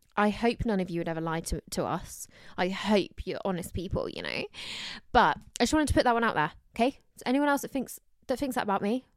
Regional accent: Somerset, South West England, United Kingdom; also born or lived in London; I'm from, like, an hour away from Bristol, so it's not too far, but from Somerset

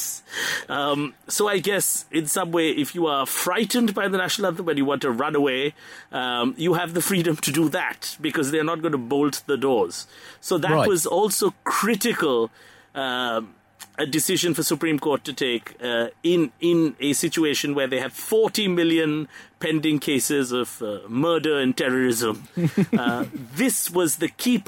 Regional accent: Kolkata, West Bengal, India; my hometown, actually, Calcutta

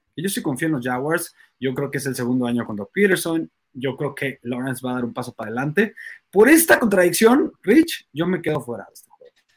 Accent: Mexico; nosotros somos mexicanos

